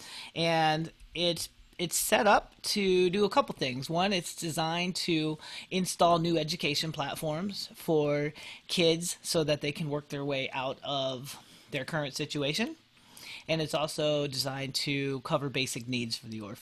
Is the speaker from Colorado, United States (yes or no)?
yes; Colorado, United States; also born or lived in Philippines; as an adopted Filipino, I grew up here in the United States